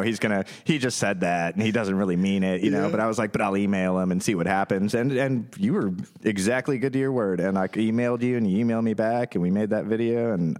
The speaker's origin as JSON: {"language": "English", "town": "Washington", "region": "District of Columbia", "country": "United States", "said": "I'm from Washington, D.C."}